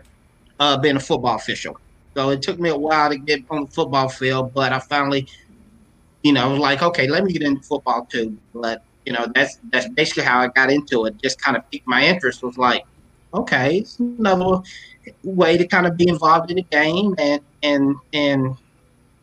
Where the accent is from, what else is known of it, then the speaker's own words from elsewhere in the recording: Lexington, Kentucky, United States; I'm from Lexington, Bryan Station in the house